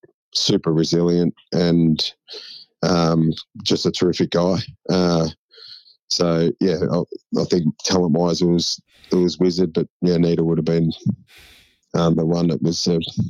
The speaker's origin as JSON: {"language": "English", "town": "Shepparton", "region": "Victoria", "country": "Australia", "tie": "born or raised there", "said": "When I grew up in Shep"}